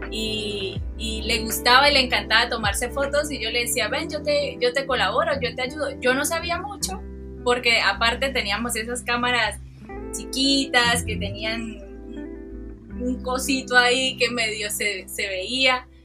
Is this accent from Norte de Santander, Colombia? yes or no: yes; Cúcuta, Norte de Santander, Colombia; also born or lived in Santander; digamos que yo soy cucuteña también porque soy una mezcla entre la parte humangués, la parte eh, cucuteña, la parte de la costa, porque mi familia, prácticamente toda mi familia es de la costa